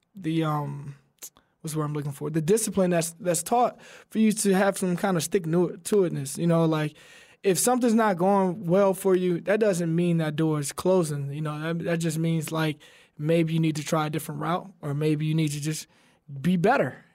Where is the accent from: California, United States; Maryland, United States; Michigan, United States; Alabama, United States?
Alabama, United States; We're both from Alabama